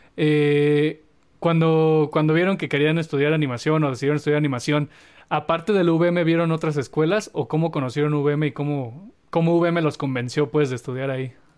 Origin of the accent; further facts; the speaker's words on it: Mexico; valores que, que, nos han inculcado como cultura mexicana